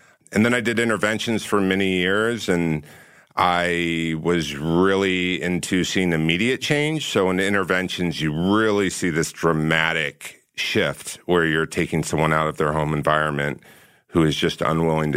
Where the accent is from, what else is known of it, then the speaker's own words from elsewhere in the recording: Orange County, California, United States; moved away as an adult; also born or lived in New York; I grew up in Orange County, California